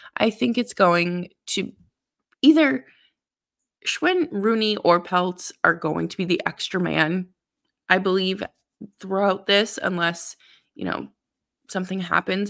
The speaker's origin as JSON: {"language": "English", "town": "Boston", "region": "Massachusetts", "country": "United States", "moved": "yes", "said": "I'm originally from Boston and, uh, grew up a Bruins fan"}